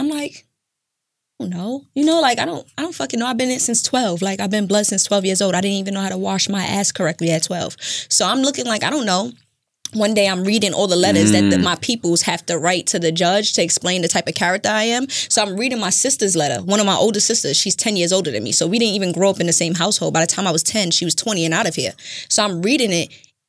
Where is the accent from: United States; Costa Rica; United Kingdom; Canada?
United States; New York City, New York; I'm from Brooklyn. You're from Brooklyn. I'm from the floors, Canarsie, okay.